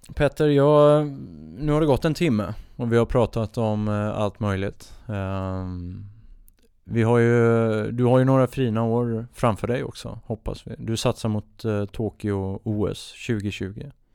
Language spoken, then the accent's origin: Swedish; Oskarshamn, Kalmar County, Sweden; på båtklubben hemma där jag är uppvuxen i Oskarshamn